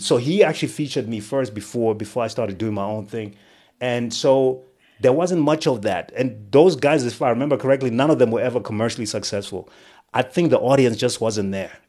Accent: Rusape, Manicaland, Zimbabwe; I was born in what was then Rhodesia. Um, I was born in Rusape

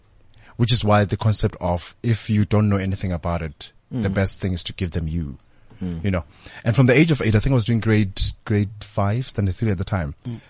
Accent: Limpopo, South Africa; you know, I'm doing my honors. I'm from Limpopo.

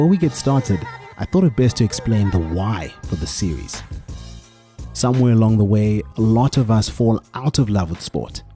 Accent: Soweto, Gauteng, South Africa; I grew up in Orlando East, and like any kid from Soweto, I played in the street

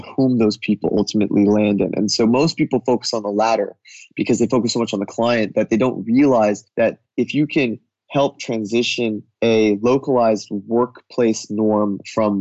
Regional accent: United States; as an American coming, even though I have an Indian heritage

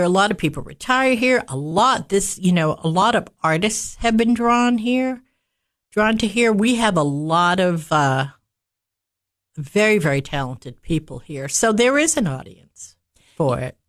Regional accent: Massachusetts, United States; moved away as an adult; also born or lived in Cookeville, Tennessee; now in Baxter, United States; I was born and raised in Massachusetts

